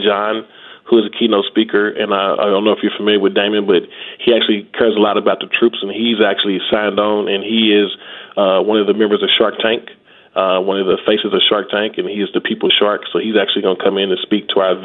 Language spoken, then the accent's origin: English; Louisville, Kentucky, United States; I'm originally from Louisville, Kentucky